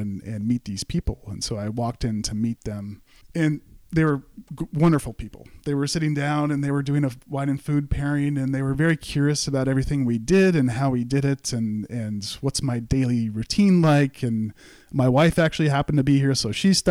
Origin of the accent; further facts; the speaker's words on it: St. Helena, California, United States; now in Napa, United States; I grew up in St. Helena